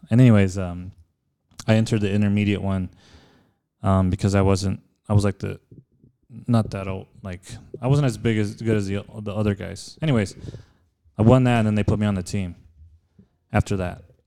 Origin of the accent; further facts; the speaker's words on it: El Paso, Texas, United States; also born or lived in California; born and raised in El Paso